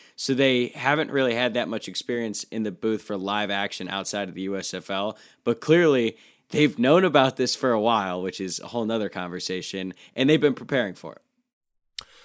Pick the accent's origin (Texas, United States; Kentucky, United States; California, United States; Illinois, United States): Kentucky, United States; Louisville; I'm from Louisville